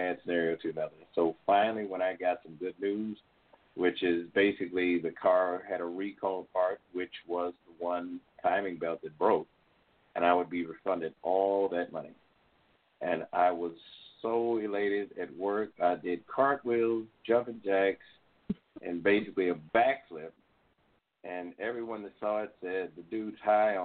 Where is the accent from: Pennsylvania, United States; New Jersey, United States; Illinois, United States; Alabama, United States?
Illinois, United States; moved away as an adult; also born or lived in Mississippi; I was from Illinois